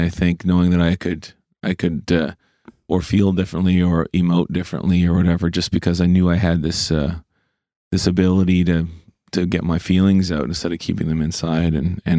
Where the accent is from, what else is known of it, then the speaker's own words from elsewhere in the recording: Cole Harbour, Nova Scotia, Canada; And I'm from Cole Harbour, you know, it was just all hockey dudes